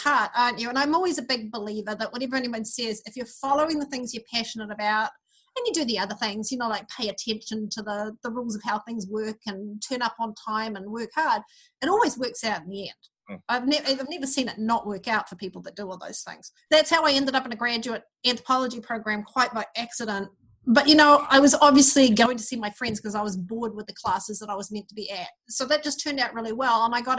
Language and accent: English; Auckland, New Zealand; accent: mid-Pacific; I grew up in New Zealand. You can probably tell by my somewhat strange mid-Pacific accent, but I grew up in New Zealand in the 1960s. Early 70s. And the first place I lived as a child was in South Auckland